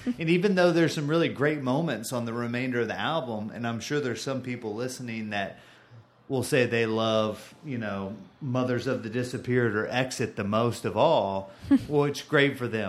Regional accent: Bridgeport, Connecticut, United States; Born and raised in Bridgeport.

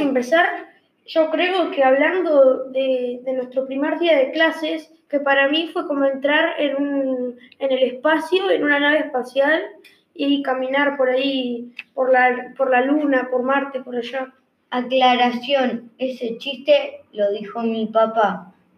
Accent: Uruguay; yo soy uruguayo

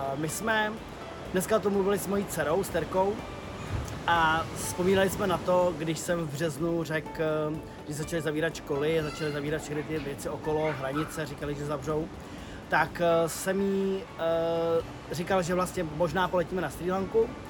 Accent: Bohemia, Czechia; u nás v Čechách

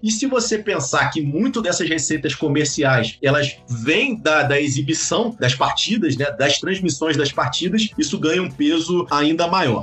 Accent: Rio de Janeiro, Brazil; eu sou carioca

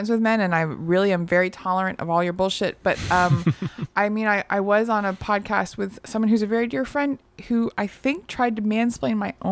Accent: Texas, United States; also born or lived in south of France; now in Portland, United States; I grew up Mormon. Okay. In Texas.

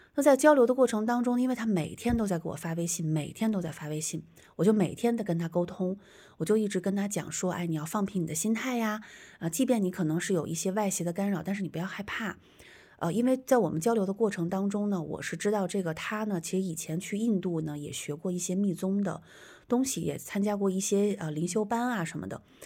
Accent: Hulunbuir, Inner Mongolia, China; moved away; also born or lived in Suzhou, Jiangsu; 他也跟我也是同样的一个地方的人，我们都来自呼伦贝尔

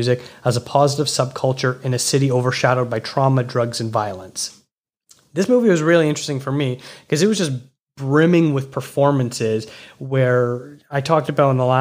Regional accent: Toronto, Ontario, Canada; I'm from Toronto

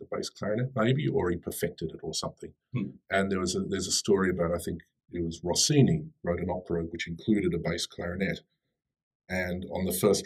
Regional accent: Australia; born or raised there; moved away as an adult; also born or lived in Sydney; now in Daejeon, South Korea

